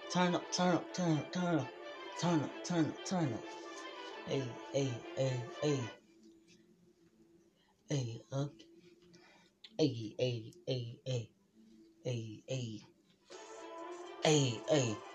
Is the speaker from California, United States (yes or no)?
no; Plainfield, Illinois, United States; And I'm from Chicago, Illinois, suburbs of Plainfield, Illinois.